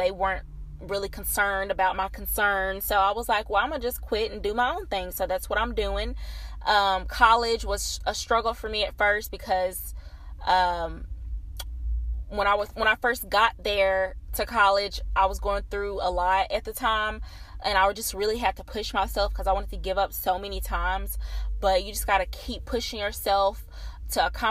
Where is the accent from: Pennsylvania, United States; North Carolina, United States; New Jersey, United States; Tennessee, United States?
Tennessee, United States; small town outside Nashville; I am from a small town on the outskirts of Nashville. It's a little country town, probably about 25-30 minutes away from Nashville